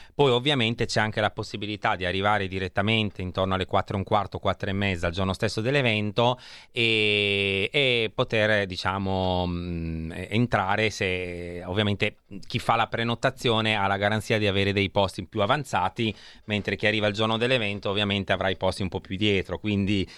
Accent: Rimini, Emilia-Romagna, Italy; moved away; also born or lived in Milan; io sono nato a Rimini

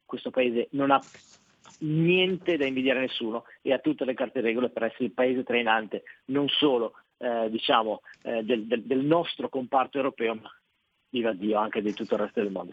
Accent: Loano, Liguria, Italy; da noi a Loano

